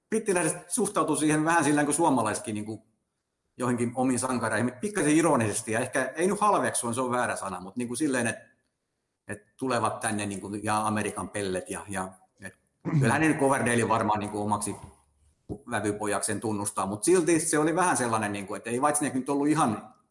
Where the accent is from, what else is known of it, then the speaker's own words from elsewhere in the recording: Turku, Southwest Finland, Finland; Et nyt mä oon Suomesta asti, Suomen Turusta asti matkustanut